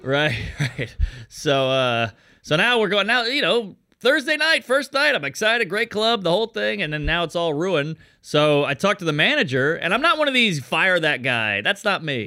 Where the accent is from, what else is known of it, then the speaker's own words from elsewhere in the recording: Louisiana, United States; moved away; I'm from Louisiana